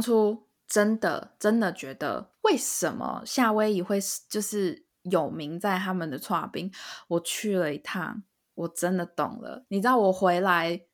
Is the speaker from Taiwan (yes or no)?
yes; Taiwan; 身为台湾人来讲